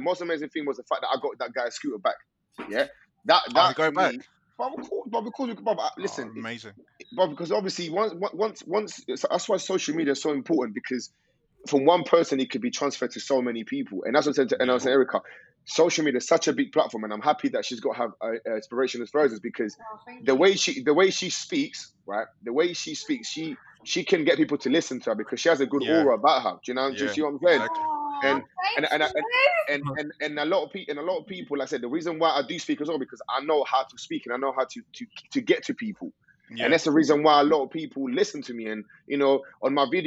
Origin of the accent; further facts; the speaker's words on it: London, United Kingdom; also born or lived in Colombia; growing up in East London